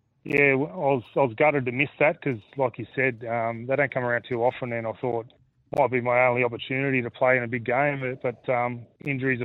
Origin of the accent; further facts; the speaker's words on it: Sydney, New South Wales, Australia; growing up in Australia